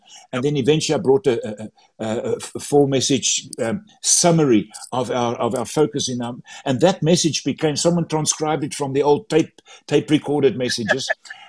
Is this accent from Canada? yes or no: no; South Africa; first language Afrikaans; English is a second language; And my mother tongue is Afrikaans and my English is not always correct.